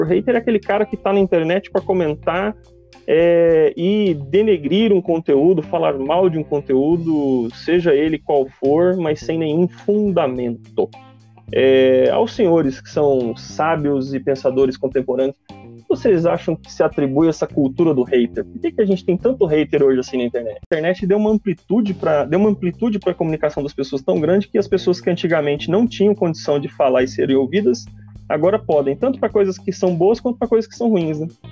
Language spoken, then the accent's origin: Portuguese; Brazil; mesmo a gente sendo brasileiro